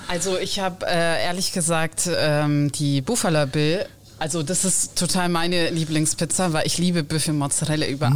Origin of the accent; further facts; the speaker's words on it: Naples, Campania, Italy; now in Germany; wir sind in Neapel geboren, aufgewachsen und ich sag mal so irgendwann ausgewandert